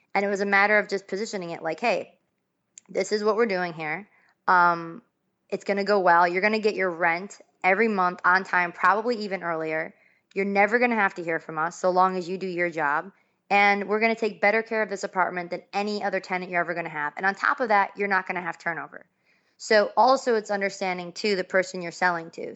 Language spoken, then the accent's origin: English; Buffalo, New York, United States; I'm from Buffalo, New York.